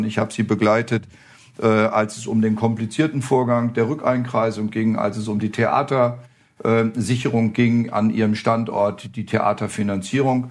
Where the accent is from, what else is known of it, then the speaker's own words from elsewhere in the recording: Flonheim, Rhineland-Palatinate, Germany; moved away as an adult; also born or lived in Osterholz-Scharmbeck, Lower Saxony; now in Thuringia, Germany; ich komme ja aus Rheinhessen.